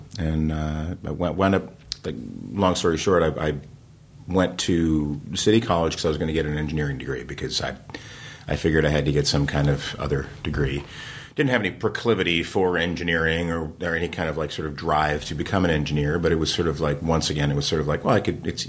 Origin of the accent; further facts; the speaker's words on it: New Jersey, United States; So, I mean, I grew up in New Jersey. I was doing theater